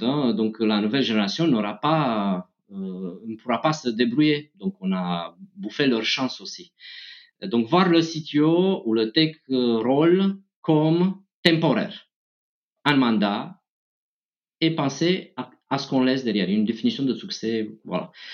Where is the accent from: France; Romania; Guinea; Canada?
Romania; moved away; je viens de Roumanie